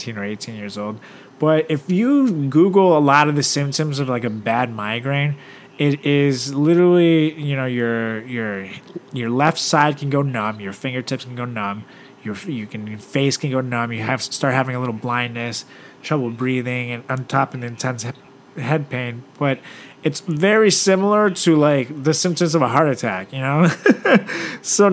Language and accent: English; Venezuela; moved away; my hometown, Venezuela